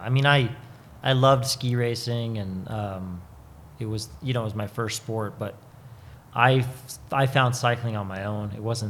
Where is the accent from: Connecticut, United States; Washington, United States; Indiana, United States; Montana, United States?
Montana, United States; Butte; They had a ski shop in Butte, Montana that I grew up working